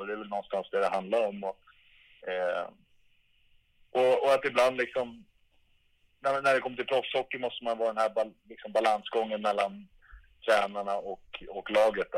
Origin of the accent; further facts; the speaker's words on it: Stockholm, Stockholm County, Sweden; moved away; mitt rum i Älvsjö där jag växte upp